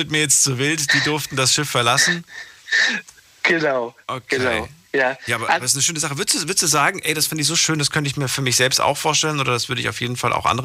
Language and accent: German; Brühl, North Rhine-Westphalia, Germany; also born or lived in Cologne; Ich bin aus Köln, also ich komme normalerweise aus Brühl, aber das liegt halt bei Köln.